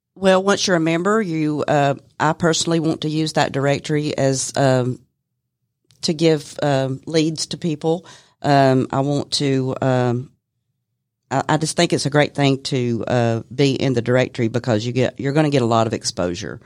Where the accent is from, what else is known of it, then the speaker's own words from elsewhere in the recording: Cartersville, Georgia, United States; was born and raised in Bartow County